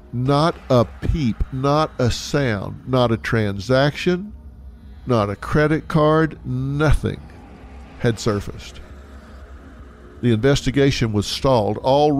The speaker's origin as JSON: {"language": "English", "region": "Texas", "country": "United States", "said": "I'm from Texas. I know Houston."}